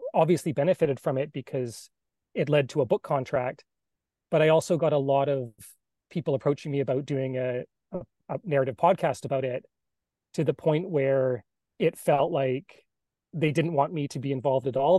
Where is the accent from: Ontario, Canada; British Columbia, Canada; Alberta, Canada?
British Columbia, Canada; Salt Spring Island; I grew up on the West Coast from a little island, Salt Spring Island, off um, in between Vancouver and Victoria